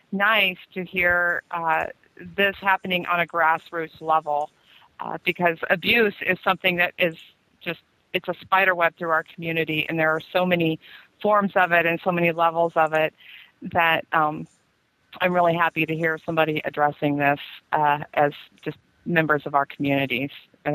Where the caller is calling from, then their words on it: Missouri, United States; I'm calling from Missouri.